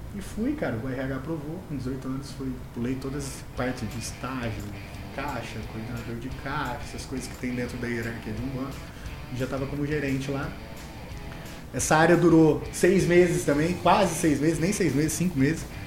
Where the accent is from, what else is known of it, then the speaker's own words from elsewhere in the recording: Mococa, São Paulo, Brazil; accent: interior de São Paulo; also born or lived in Jardinópolis; now in Ribeirão Preto, Brazil; sou natural de Mococa, mas moro em Ribeirão Preto já há um tempo. Morei em algumas cidades como Jardinópolis, enfim, tudo interior ali de São Paulo. Por isso do sotaque